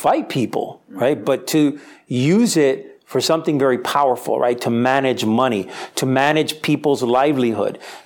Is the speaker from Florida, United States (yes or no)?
yes; Miami, Florida, United States; also born or lived in Spain; I was born and raised in Miami